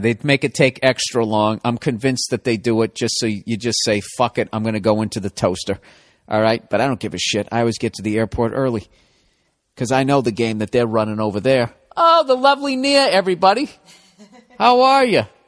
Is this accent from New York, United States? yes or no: no; Boston, Massachusetts, United States; accent: Boston; my Boston accent coming back